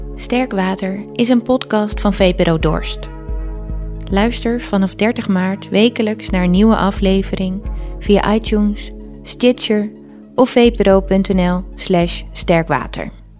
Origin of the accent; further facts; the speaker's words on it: Terschelling, Friesland, Netherlands; Terschelling. Het eiland waar ik ben opgegroeid.